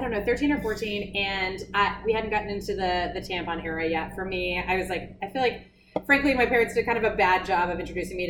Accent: South Texas, United States; I grew up in South Texas. We're at the beach all the time, Port Isabel, South Padre.

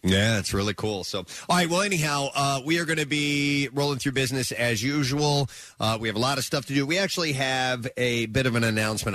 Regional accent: Lake of the Ozarks, Missouri, United States; moved away; I grew up around Lake of the Ozarks.

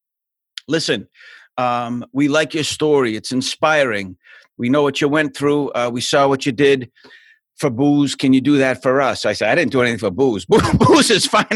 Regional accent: Boston, Massachusetts, United States; moved away; I'm from Boston. I was born in a place called South Boston

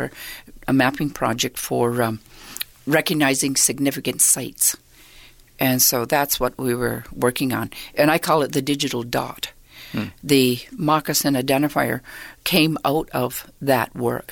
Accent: Six Nations, Ontario, Canada; I was born and raised on Six Nations.

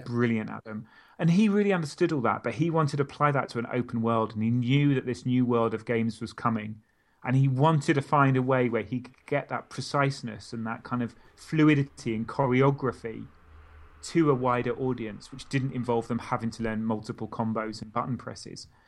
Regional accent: Stockport, North West England, United Kingdom; also born or lived in Milton Keynes; I was born in Mil-, literally just outside Milton Keynes. We moved to Stockport when I was eight or nine.

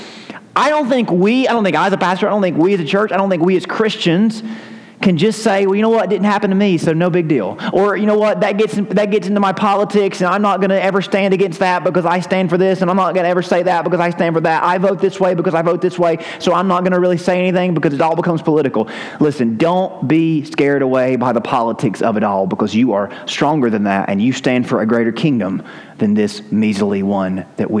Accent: United States; as an American

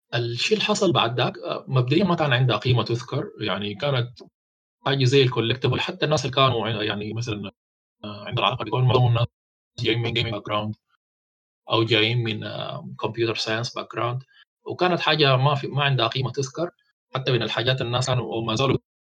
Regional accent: Sudan; البنك المركزي عندنا في السودان

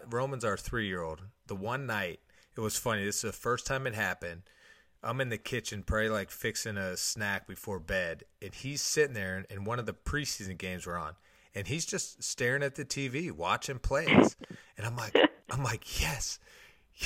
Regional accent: Pittsburgh, Pennsylvania, United States; moved away as an adult; also born or lived in San Francisco / Cincinnati; now in Toledo, United States; all the cities I've lived in, from San Francisco, Cincinnati, growing up in Pittsburgh

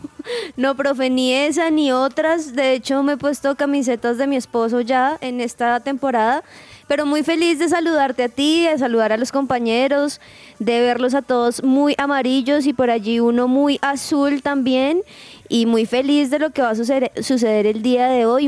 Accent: Colombia; como colombianos decimos

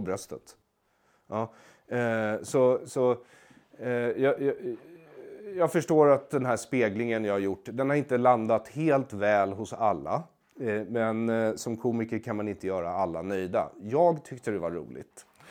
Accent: Sweden; jag har ju växt upp eh, som svensk jude

